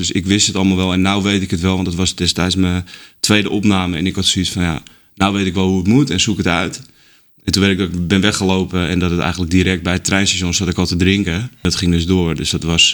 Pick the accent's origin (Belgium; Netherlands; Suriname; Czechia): Netherlands; Haarlem, North Holland; ik ben opgegroeid in Haarlem.